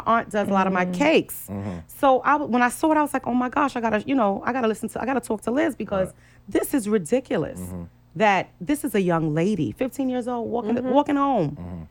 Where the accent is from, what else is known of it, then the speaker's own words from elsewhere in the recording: New York City, New York, United States; I'm from Brownsville, Brooklyn.